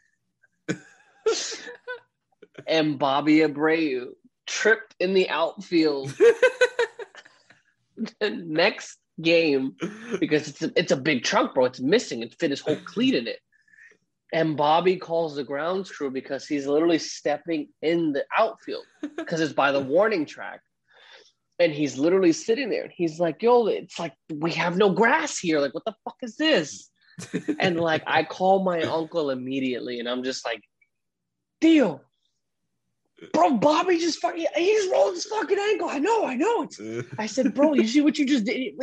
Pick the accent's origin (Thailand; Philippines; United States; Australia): United States; New York City, New York; born and raised in the Bronx